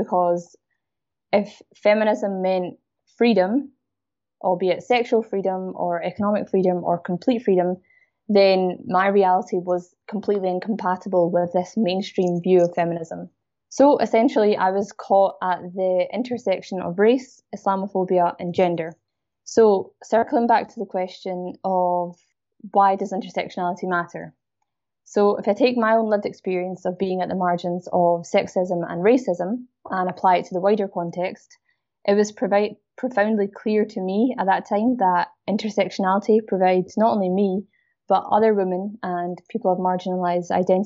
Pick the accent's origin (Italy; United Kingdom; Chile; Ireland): United Kingdom; Glasgow, Scotland; you can probably hear I'm a Scottish South Asian woman. I grew up in a Pakistani household, so a Muslim household in Glasgow, Scotland.